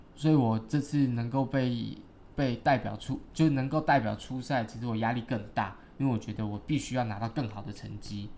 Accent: Taiwan; also born or lived in Green Island / Xiaoliuqiu; I'm from Taiwan

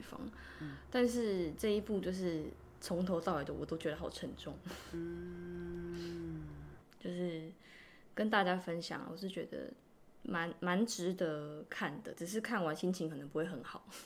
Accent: Taiwan; moved away as an adult; also born or lived in Tainan; now in South Korea; 我们台湾人都会想说，哦，生肖

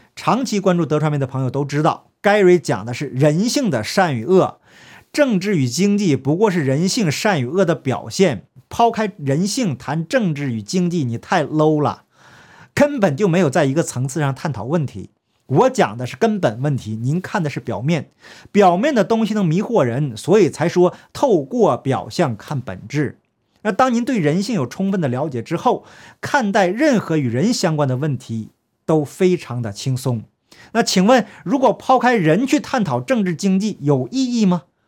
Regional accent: Heilongjiang, China; 我的家乡黑龙江

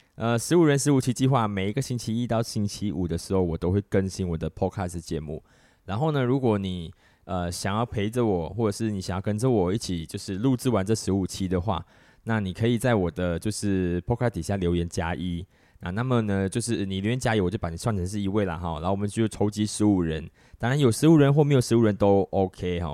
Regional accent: Malaysia; 我们马来西亚人

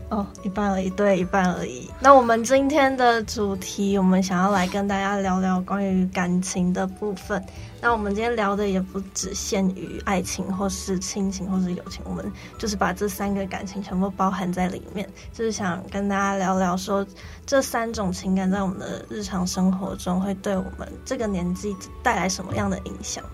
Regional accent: Taipei, Taiwan; 我就是那种土生土长的台北小孩，哦。然后又是独生女

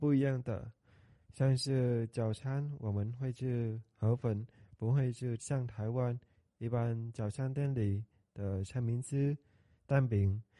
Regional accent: Vietnam; Chinese is a second language; now in Taitung, Taiwan; 我来自越南，目前就读台东大学华语系二年级。

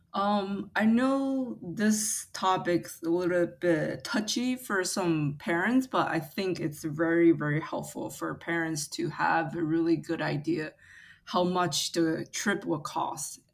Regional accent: Taiwan; now in United States; I grew up in Taiwan

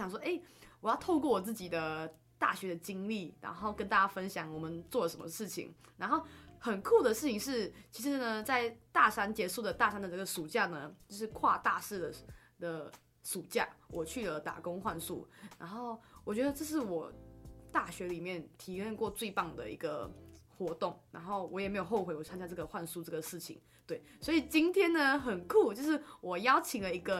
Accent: Malaysia; 没错，你你知道重点是我们还是马来西亚人。

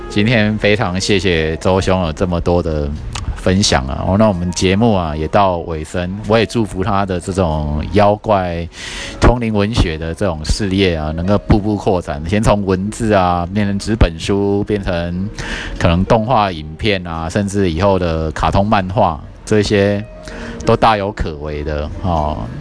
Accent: Taiwan; 我从台湾来

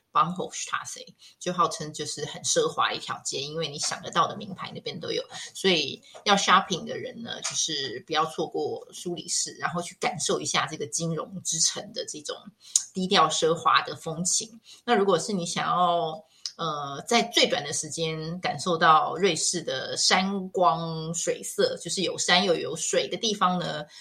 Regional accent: Taiwan; 我们亚洲人或我们台湾人

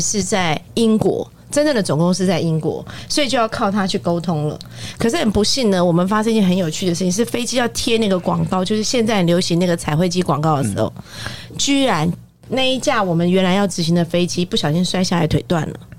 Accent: Taiwan; 我们台湾人讲话到大陆去，其实是很受欢迎的

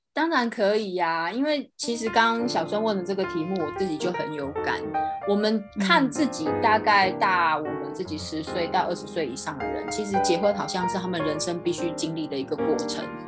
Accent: Yilan, Yilan County, Taiwan; moved away; also born or lived in Taipei, Taiwan; 我是从宜兰出生的小孩，那那个是嗯。比较没有那么都市化的地方，就是我小时候。后来到了台北来求学呀

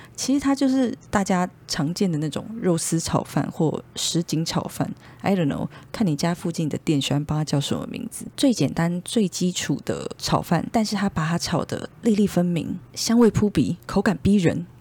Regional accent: Taipei, Taiwan; 因为我从小到大基本上一路都是在内湖生长，算是 土生土长的内湖人， 从还在妈妈肚子里的时候，一直到大学毕业，都是内湖人。 那想当然，呃，我们从小的生活圈就是都在内湖，加上国小开始，我们就是一路在补习班里面长大

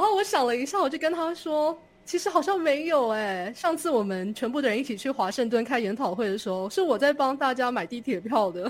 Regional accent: Taipei, Taiwan; moved away as an adult; now in Indiana, United States; 我是在台北出生长大，我很习惯城市的生活

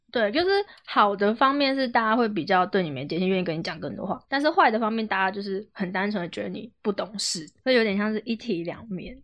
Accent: Taiwan; also born or lived in Xizhi, New Taipei; 我也是台北人

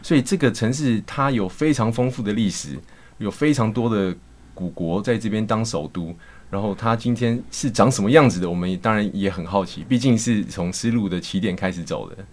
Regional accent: Hualien County, Taiwan; moved away as an adult; now in Shanghai, China; 我是，呃，来自花莲

